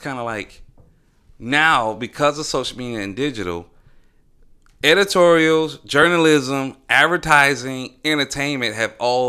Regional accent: Southern United States, United States; Hey, I'm from the South.

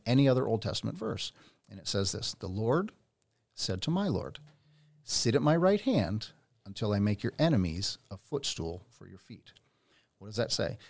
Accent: Pennsylvania, United States; now in Redding, United States; I grew up in Pennsylvania

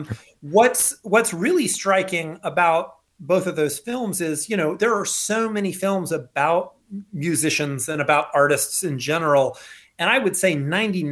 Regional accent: North Carolina, United States; moved away; I'm from North Carolina originally, so I'm half redneck myself.

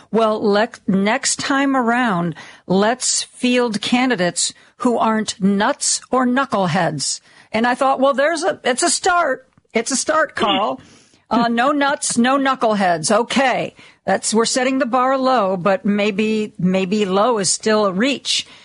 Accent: Ohio, United States; moved away; I was born in Ohio. You know, I grew up oh. in Ohio. I went to college in Ohio, and um, I I still have family in Ohio

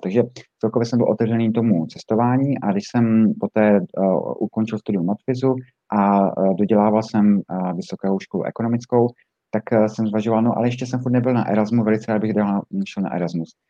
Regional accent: Zlín, Zlín Region, Czechia; moved away as an adult; also born or lived in Brussels / United States; já jsem původem ze Zlína

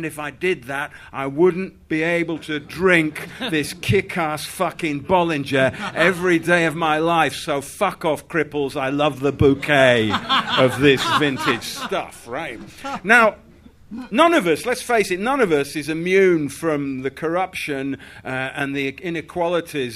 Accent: Yorkshire and the Humber, United Kingdom; now in London, United Kingdom; I grew up in Yorkshire

